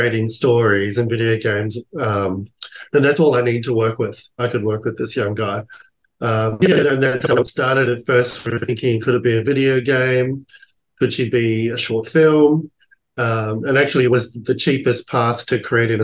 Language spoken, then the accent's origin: English; New Zealand; now in Australia; I'm from New Zealand, you know, so I grew up in a very cultural, rich neighbourhood. And then when I came to New Zealand, to Australia